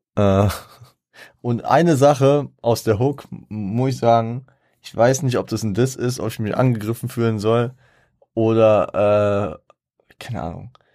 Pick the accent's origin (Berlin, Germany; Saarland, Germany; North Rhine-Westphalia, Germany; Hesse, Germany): Hesse, Germany; Frankfurt; ich komme aus Frankfurt